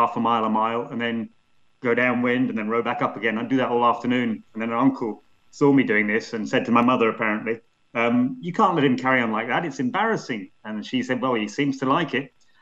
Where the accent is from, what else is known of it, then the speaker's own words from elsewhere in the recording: Scotland, United Kingdom; I have a Welsh grandfather, an Irish grandfather, and I grew up in Scotland